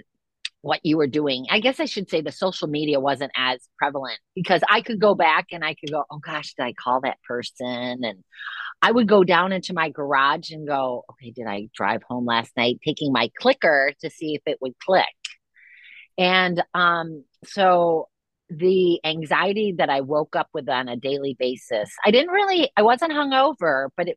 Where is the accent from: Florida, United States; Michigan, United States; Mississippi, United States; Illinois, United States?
Michigan, United States; East Grand Rapids; I grew up in East Grand Rapids, Michigan